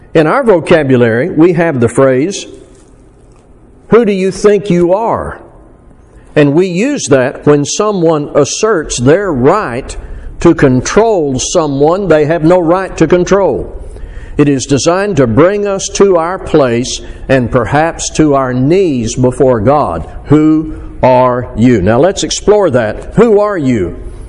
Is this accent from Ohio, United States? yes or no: no; Arkansas, United States; now in South Texas, United States; I'm from Arkansas. So there are certain things about my upbringing and location and culture